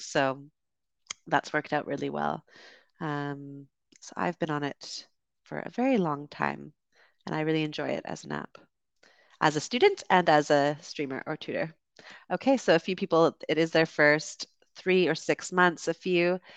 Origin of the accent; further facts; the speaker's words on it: Canada; accent: Canadian; moved away as an adult; also born or lived in United Kingdom; now in Dominican Republic; I'm from Canada originally and also lived in the U K and currently streaming to you from the Dominican Republic